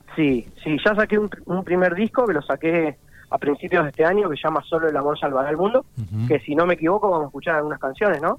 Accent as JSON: {"language": "Spanish", "region": "Buenos Aires", "country": "Argentina", "tie": "born or raised there", "also_born_or_lived": "Rosario", "said": "nací en Buenos Aires, de todas maneras vamos mucho a Rosario desde siempre, tengo toda mi familia allá"}